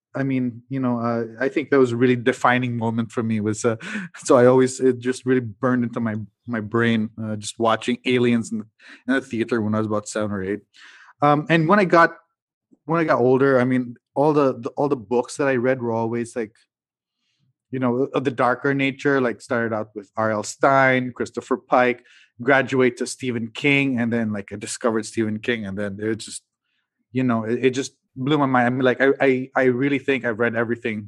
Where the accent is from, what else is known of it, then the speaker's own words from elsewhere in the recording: Cagayan de Oro, Northern Mindanao, Philippines; I grew up in Mindanao, in Cagayan de Oro